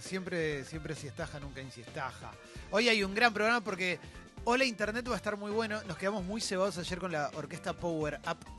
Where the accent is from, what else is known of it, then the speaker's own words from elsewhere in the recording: Argentina; yo soy argentino y tengo todo mi derecho a enojarme con un gobierno, porque para eso pago mis impuestos, para eso vivo en este país